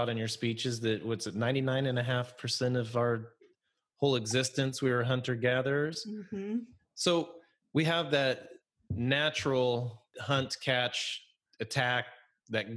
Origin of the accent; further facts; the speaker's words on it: Idaho, United States; now in Pacific Northwest, United States; growing up in Idaho, there's a lot of cattle ranches